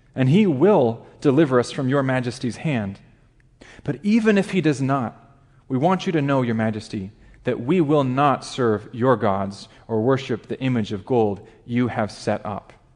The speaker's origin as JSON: {"language": "English", "region": "Alaska", "country": "United States", "tie": "born or raised there", "also_born_or_lived": "Chicago area", "moved": "as an adult", "said": "I grew up in a very small town in Alaska, less than a thousand people in my hometown"}